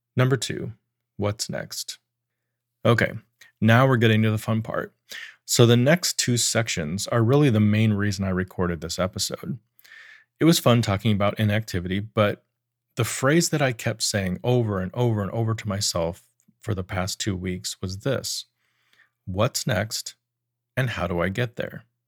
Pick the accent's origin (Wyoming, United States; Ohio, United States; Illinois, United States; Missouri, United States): Wyoming, United States; I grew up in Wyoming